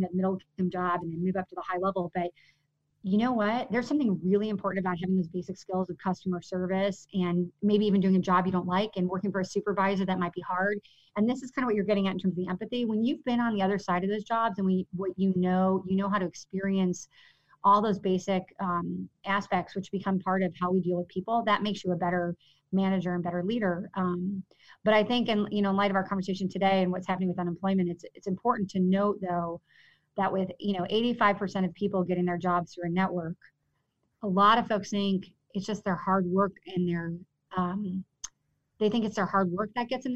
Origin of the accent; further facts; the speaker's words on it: Villa Park, Illinois, United States; I grew up in Villa Park, and which is it's a great community